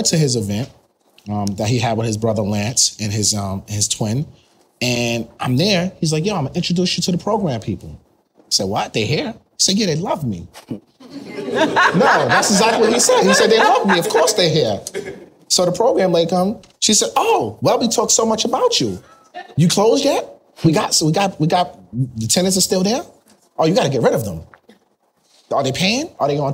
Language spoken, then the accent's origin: English; New York, United States; We're both from New York. We both live on Long Island now.